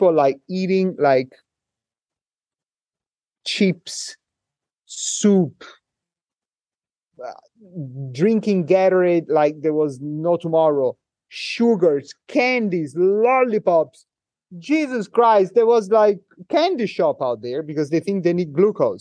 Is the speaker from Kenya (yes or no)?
no; Italy; English is a second language; moved away as an adult; now in Hong Kong; I'm from Italy